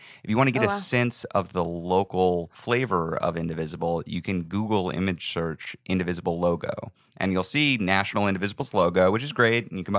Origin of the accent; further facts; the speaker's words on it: Texas, United States; Buta, Texas.